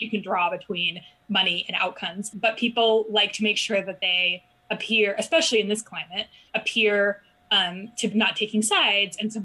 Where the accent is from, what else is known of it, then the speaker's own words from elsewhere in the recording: Alaska, United States; I grew up in Alaska